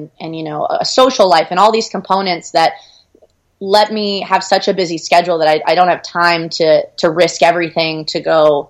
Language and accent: English; Austin, Texas, United States; we grew up in Austin, which is an awesome city to grow up